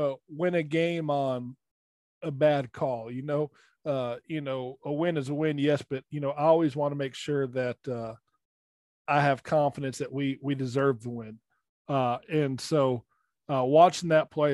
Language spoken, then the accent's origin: English; Birmingham, Alabama, United States; moved away; my hometown area